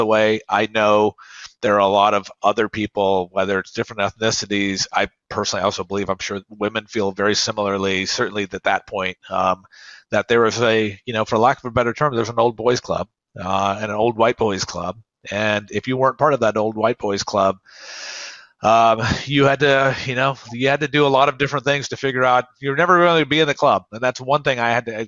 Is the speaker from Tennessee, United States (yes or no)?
yes; Oak Ridge, Tennessee, United States; My hometown, Oak Ridge, Tennessee, was segregated